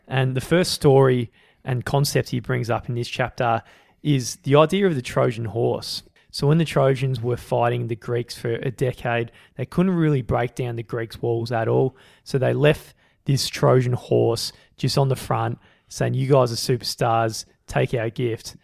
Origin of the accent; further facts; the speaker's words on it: Australia; we're from Australia